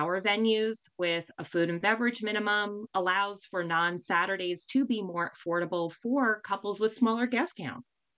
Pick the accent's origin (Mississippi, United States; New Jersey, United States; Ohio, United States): New Jersey, United States; I'm from New Jersey